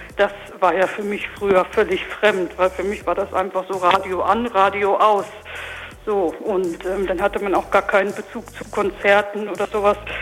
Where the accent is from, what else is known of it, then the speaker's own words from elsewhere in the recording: Lindau, Germany; bei uns in Lindau in dem Ort in den Fanfarenzug eingetreten